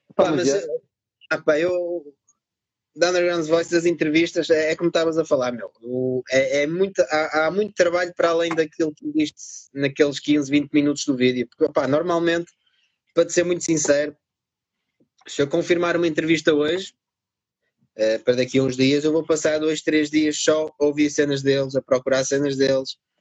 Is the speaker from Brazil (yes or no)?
no; Vila Nova de Gaia, Porto District, Portugal; accent: northern; also born or lived in France; os meus pais emigraram na altura para a França, ficaram lá uns anos, eu nasci lá e pá, estive lá seis anos, acho eu, ou seis, sete anos vim para Portugal uh, e fiquei por cá.